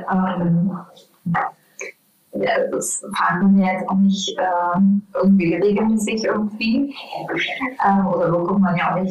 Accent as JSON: {"language": "German", "region": "Mecklenburg-Vorpommern", "country": "Germany", "tie": "born or raised there", "moved": "yes", "said": "ich komme ja aus dem, aus dem Mecklenburg"}